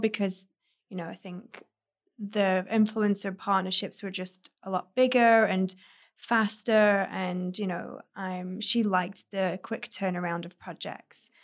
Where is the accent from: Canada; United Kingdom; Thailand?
United Kingdom; moved away as an adult; also born or lived in Manchester; now in West Hollywood, United States; I traveled in between Manchester and my hometown where the architect practice was